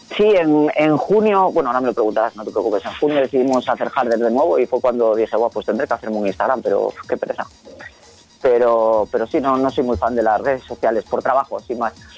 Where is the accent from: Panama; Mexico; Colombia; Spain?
Spain; Vigo, Galicia; en Galicia, que es de donde yo soy, de Vigo